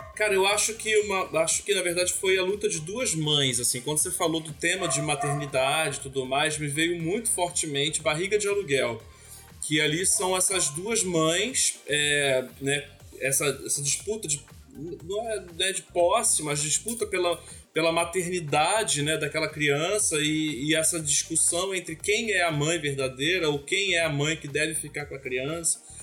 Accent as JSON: {"language": "Portuguese", "area": "Baixada Fluminense", "region": "Rio de Janeiro", "country": "Brazil", "said": "eu sou da Baixada Fluminense"}